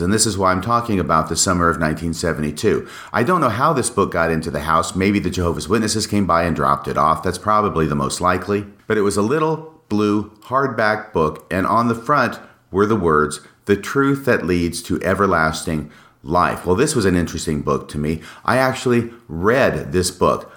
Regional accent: Washington, United States; also born or lived in Texas; we moved from Texas to Washington in nineteen sixty-nine, and in my fourth grade school year from nineteen sixty-nine to nineteen seventy, we lived in a small rental house

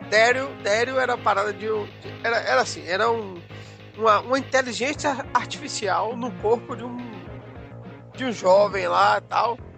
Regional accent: Nova Soure, Bahia, Brazil; cerca de 100 quilômetros de Alagoinhas, sou de Nova Sore.

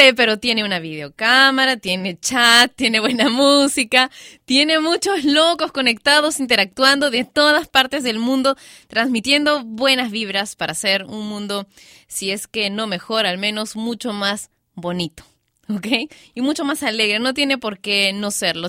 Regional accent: Peru; en mi país, Perú

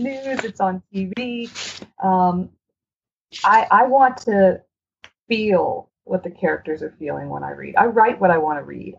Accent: Maine, United States; I'm from Maine

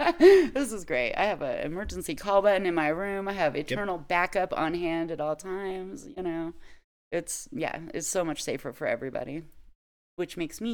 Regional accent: Nevada, United States; I grew up little in Nevada

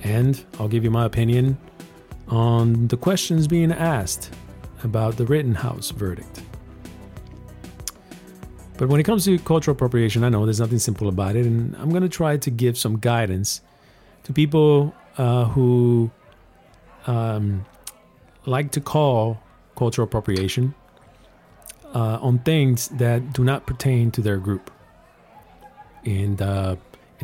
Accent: Puerto Rico; now in Texas, United States; I am from Puerto Rico. This is my culture

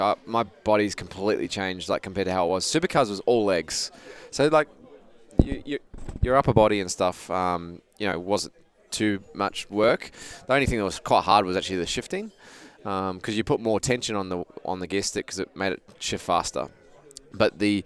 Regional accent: Australia; moved away as an adult; also born or lived in New Zealand; now in United States; I'm from Australia

